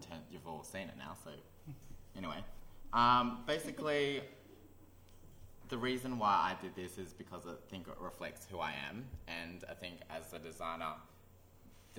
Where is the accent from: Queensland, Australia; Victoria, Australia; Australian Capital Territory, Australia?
Australian Capital Territory, Australia; Canberra; I grew up in Canberra